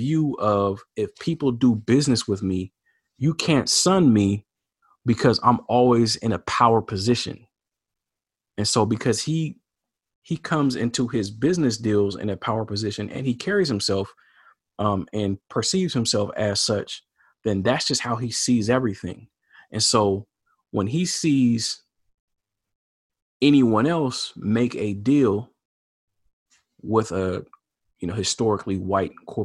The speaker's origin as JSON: {"language": "English", "town": "Portland", "region": "Oregon", "country": "United States", "said": "I'm from Portland, Oregon."}